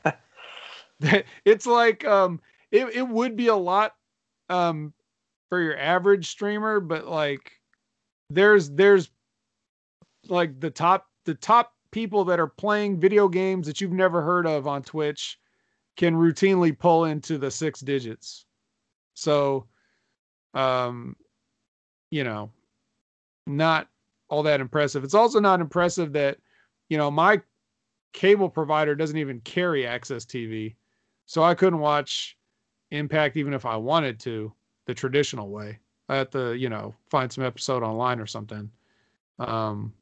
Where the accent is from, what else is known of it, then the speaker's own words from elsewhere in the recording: California, United States; I'm from California